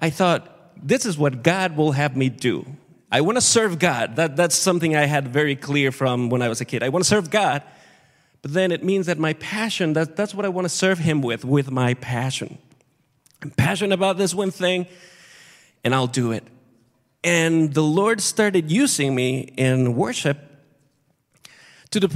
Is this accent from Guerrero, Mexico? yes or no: yes; Acapulco, Guerrero, Mexico; moved away; I grew up in Mexico, in Acapulco, really hot, really hot, really warm.